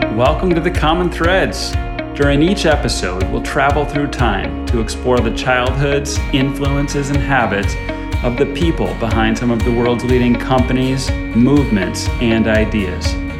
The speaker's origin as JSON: {"language": "English", "town": "Rochester", "region": "Michigan", "country": "United States", "tie": "born or raised there", "said": "I grew up in Rochester"}